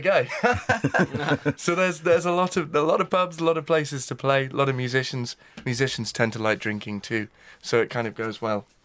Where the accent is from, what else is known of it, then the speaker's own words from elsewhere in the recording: Isle of Man; I grew up on the Isle of Man in the Irish Sea